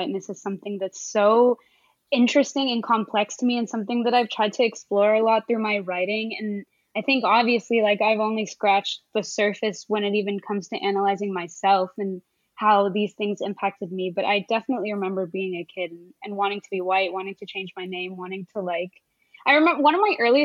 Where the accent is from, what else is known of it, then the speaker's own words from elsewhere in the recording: suburb of Dallas, Texas, United States; also born or lived in Connecticut / California; I did most of my growing up in Texas